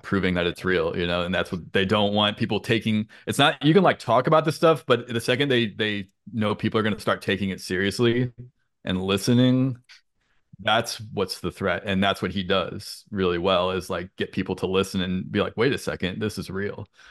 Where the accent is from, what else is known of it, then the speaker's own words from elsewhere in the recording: St. Louis, Missouri, United States; moved away as an adult; also born or lived in Boston area; now in Boston, United States; I'm from the Saint Louis area